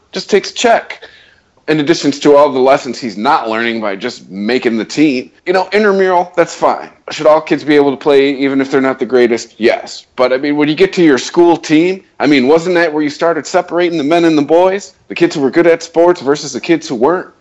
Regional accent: Detroit, Michigan, United States; We're from Detroit

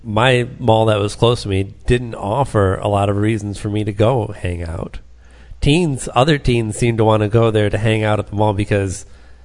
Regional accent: Taylor, Michigan, United States; I lived down the road from the mall that I grew up near in Taylor, the Southland Mall

